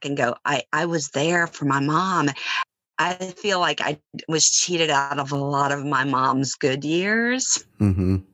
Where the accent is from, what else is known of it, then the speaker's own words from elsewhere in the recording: Baton Rouge, Louisiana, United States; moved away as an adult; also born or lived in Los Angeles; I left my hometown of Baton Rouge when I graduated from LSU 36 years before